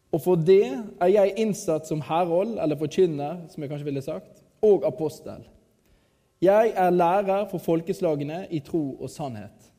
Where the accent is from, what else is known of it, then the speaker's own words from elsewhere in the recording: Radøy, Vestland, Norway; moved away; also born or lived in Kristiansand; jeg kommer fra Radøy